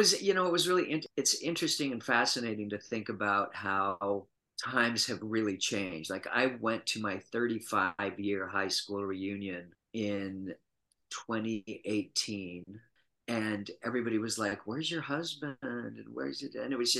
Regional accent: Utah, United States; moved away as an adult; I was born and raised in Utah and was born and raised Mormon and lived there until I was 23, went to undergraduate school at the University of Utah.

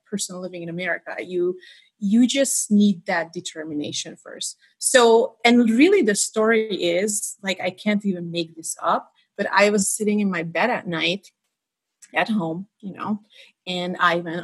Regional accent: Hungary; moved away; I was born in Hungary in a tiny little town that's not even marked on the map.

